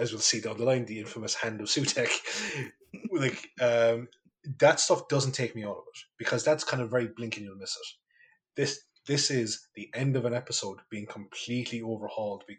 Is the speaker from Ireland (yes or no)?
yes; County Kerry, Ireland; moved away; I go home to Kerry